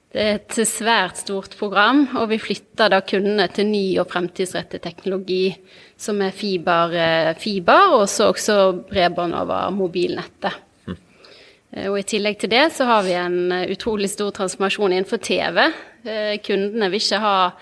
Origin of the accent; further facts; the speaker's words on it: Bergen, Vestland, Norway; also born or lived in Trondheim; jeg kommer fra Bergen. Jeg vokste opp på Eidsvollneset, rett ved rett ved Handelshøyskolen